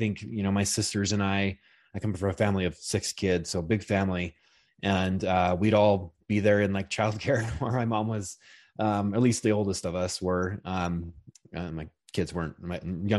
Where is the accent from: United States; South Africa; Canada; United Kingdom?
United States; Salt Lake City, Utah; Salt Lake.